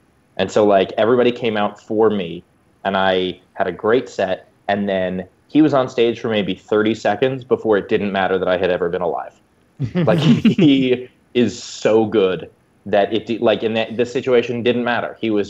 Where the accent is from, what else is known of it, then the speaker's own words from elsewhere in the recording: United States; being American